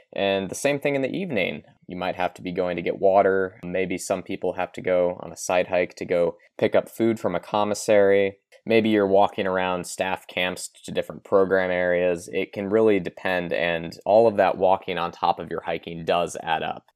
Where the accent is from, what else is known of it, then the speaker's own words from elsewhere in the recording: Kentucky, United States; I'm personally from Kentucky.